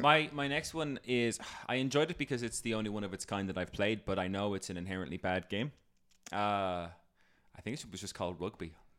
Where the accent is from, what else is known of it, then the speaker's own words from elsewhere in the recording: Ireland; I'm Irish